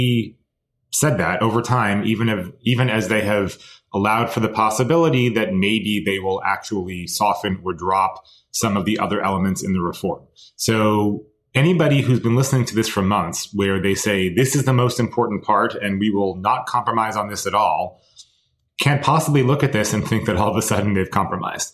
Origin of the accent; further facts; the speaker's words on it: United States; we as American Jews